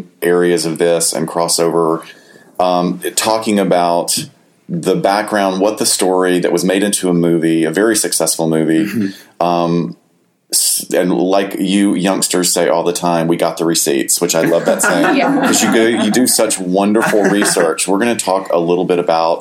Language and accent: English; the South, United States; I come from the South